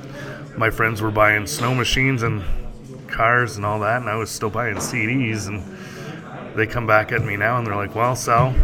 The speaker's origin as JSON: {"language": "English", "town": "Whitefish", "region": "Ontario", "country": "Canada", "said": "I'm originally from Whitefish, Ontario, which is 40 minutes outside of Sudbury"}